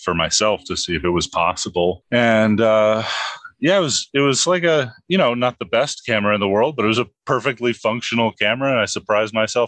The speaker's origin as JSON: {"language": "English", "town": "New York City", "region": "New York", "country": "United States", "tie": "born or raised there", "said": "I grew up in the Bronx."}